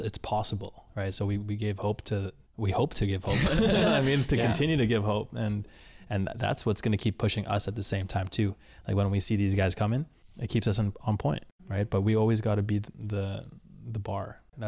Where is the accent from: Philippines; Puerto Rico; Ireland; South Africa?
Philippines; Because I mean, as a Filipino, your Zeus would be Jesus and Hades would be the devil, right?